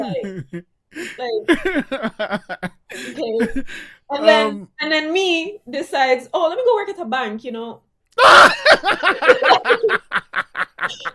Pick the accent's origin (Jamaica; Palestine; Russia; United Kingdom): Jamaica; moved away as an adult; also born or lived in Montego Bay, Jamaica / Pune, Maharashtra, India; now in Canada; I'm from Jamaica, and then I was born there. And then when I was 4, I moved to India. I lived in Pune in Maharashtra for 7 or 8 years, I think. I moved back to Jamaica when I was 11.